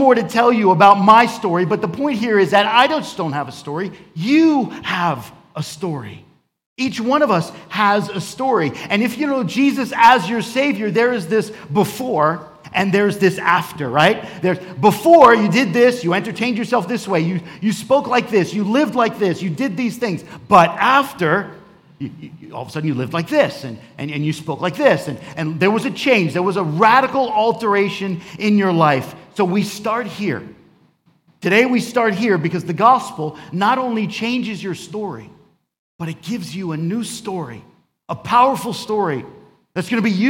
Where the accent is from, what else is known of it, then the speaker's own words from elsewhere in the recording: New York, United States; also born or lived in Florida; And I grew up in New York and South Florida, between these two places.